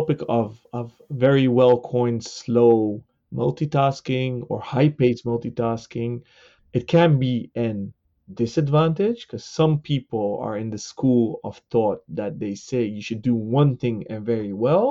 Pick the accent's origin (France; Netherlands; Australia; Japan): Netherlands; Amsterdam, North Holland; I'm born and raised in Amsterdam, the Netherlands